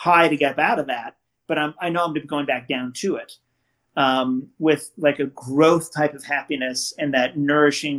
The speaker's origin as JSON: {"language": "English", "region": "West Coast", "country": "United States", "tie": "born or raised there", "said": "I grew up in the West Coast"}